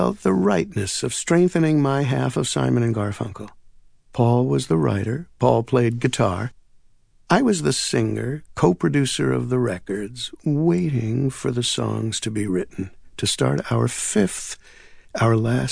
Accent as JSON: {"language": "English", "town": "New York City", "region": "New York", "country": "United States", "tie": "born or raised there", "said": "I grew up near Jewel Avenue and Main Street in the borough of Queens in New York"}